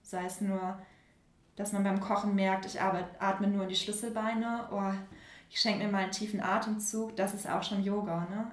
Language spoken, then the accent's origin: German; Germany; now in Hamburg, Germany; Nähe, Nähe Bremen